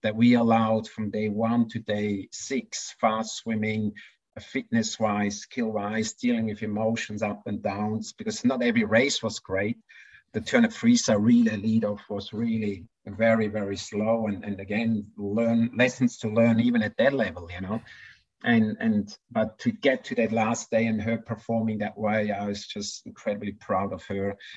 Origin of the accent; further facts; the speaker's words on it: Switzerland; moved away as an adult; now in Queensland, Australia; I could have gone as a Swiss coach with my athletes